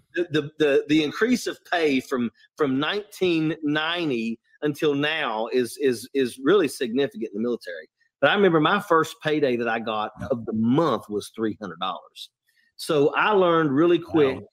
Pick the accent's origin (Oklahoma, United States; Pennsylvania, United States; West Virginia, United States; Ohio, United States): West Virginia, United States; I'm from West Virginia